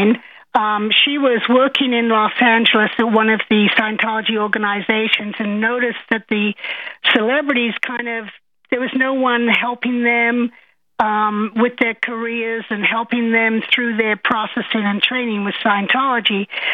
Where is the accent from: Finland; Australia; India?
Australia; now in United States; I am from Australia.